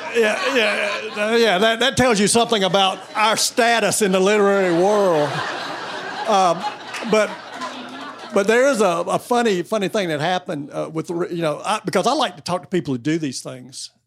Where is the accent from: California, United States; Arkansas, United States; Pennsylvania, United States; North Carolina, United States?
North Carolina, United States; I grew up in North Carolina